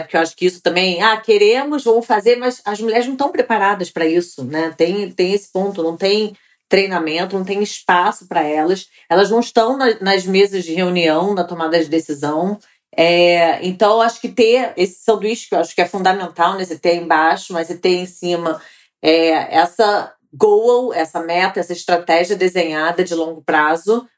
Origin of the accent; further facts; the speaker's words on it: Rio de Janeiro, Brazil; Sou carioca e mãe do Gabriel